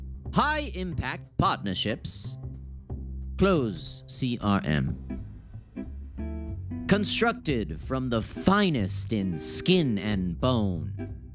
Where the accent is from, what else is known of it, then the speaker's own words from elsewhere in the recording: New York, United States; now in Austin, United States; I'm from New York.